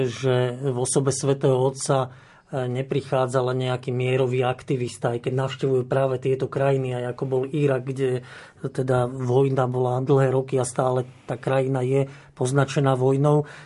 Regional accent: Slovakia; keď som bol chlapec e, pred rokom 1989, nemali sme biskupov. Vyrastal som na Spiši

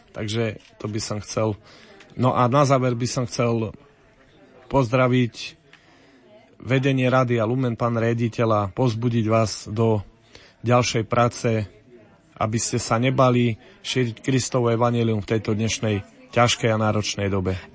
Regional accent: Brodno, Žilina Region, Slovakia; Som z Brodna, dlhé roky bojujeme za reguláciu potoka Brodňanka, už takmer 25 rokov čakáme na to, kedy sa bude potok regulovať

